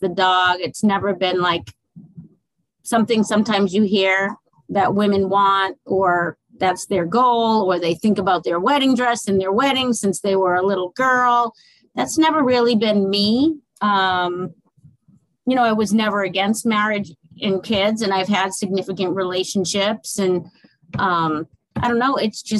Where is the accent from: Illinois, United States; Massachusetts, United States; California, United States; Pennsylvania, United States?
Massachusetts, United States; moved away as an adult; now in Fort Myers, United States; I am originally from Massachusetts